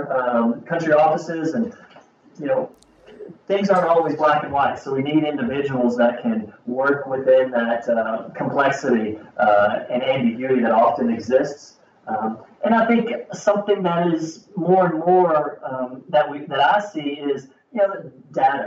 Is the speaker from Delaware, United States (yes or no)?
no; Kentucky, United States; I'm from Kentucky here in the United States, in the southern part of the United States